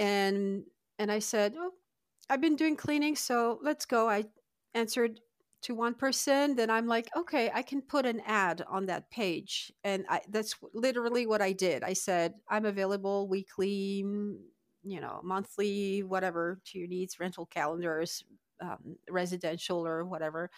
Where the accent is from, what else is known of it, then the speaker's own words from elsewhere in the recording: Lille, Hauts-de-France, France; moved away as an adult; now in Adirondack Mountains, New York, United States; I'm originally from Lille